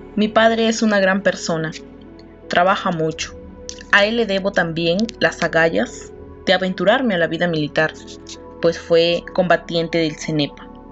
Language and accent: Spanish; Piura, Peru; Nací en Piura